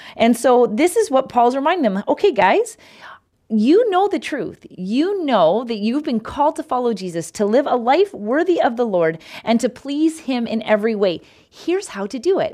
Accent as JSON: {"language": "English", "country": "Canada", "said": "I'm Canadian"}